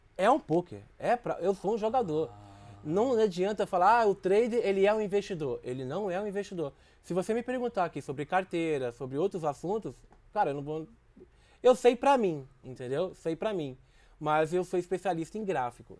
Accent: Minas Gerais, Brazil; moved away; also born or lived in Rio de Janeiro; eu sou de Minas

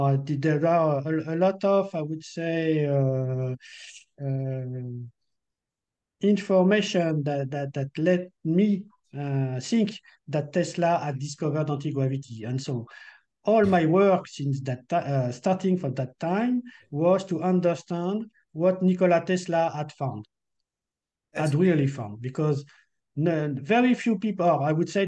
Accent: France; accent: French; English is a second language; my French accent is not so good.

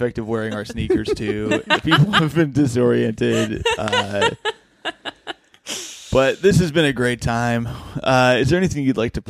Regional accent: Bloomington, Indiana, United States; It's my hometown.

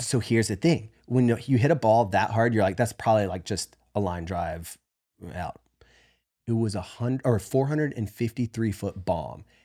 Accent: the South, United States; moved away; growing up in the South

